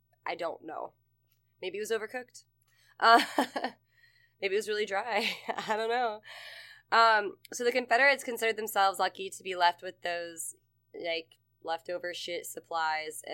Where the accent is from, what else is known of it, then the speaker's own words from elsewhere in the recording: the South, United States; I grew up in the South